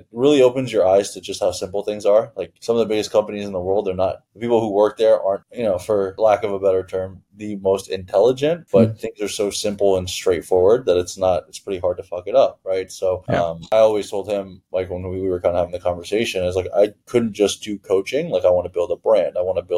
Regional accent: Toronto, Ontario, Canada; also born or lived in Iran; So I'm born in Iran. I grew up in Toronto for a period of time.

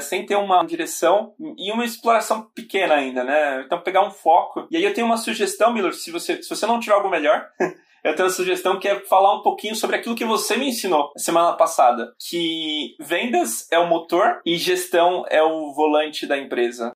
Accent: São Paulo, Brazil; also born or lived in Bahia; Eu sou da Bahia originalmente, mas fui criado praticamente aqui em São Paulo

